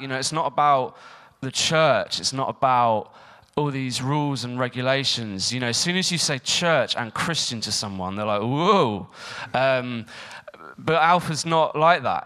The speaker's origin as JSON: {"language": "English", "town": "Eastbourne", "region": "South East England", "country": "United Kingdom", "tie": "born or raised there", "said": "I was um, born and brought up in Eastbourne"}